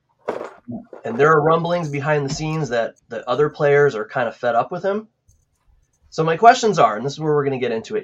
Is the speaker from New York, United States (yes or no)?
no; Connecticut, United States; moved away as an adult; now in Ohio, United States; I was a Hartford Whalers fan living in Connecticut